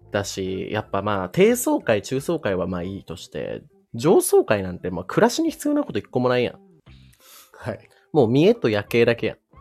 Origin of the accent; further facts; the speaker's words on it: Shizuoka, Japan; moved away as an adult; also born or lived in Nerima, Tokyo; もともと静岡出身なので